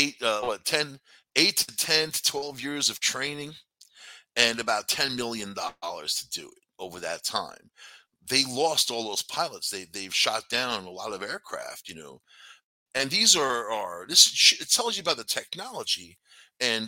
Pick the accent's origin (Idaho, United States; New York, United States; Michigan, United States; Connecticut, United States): New York, United States; New York City; moved away; I'm from New York City originally, man. When I moved upstate